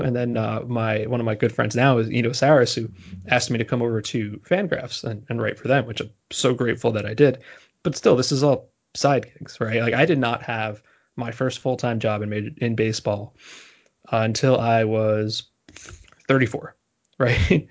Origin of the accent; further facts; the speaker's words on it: New Jersey, United States; moved away as an adult; also born or lived in Boston; now in New York, United States; I'm from New Jersey originally, and although I've went to school in Boston and I live in New York now